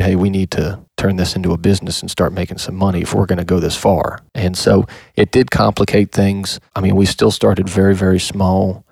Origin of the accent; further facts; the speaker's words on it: Louisiana, United States; moved away as an adult; now in Kentucky, United States; I'm originally from Louisiana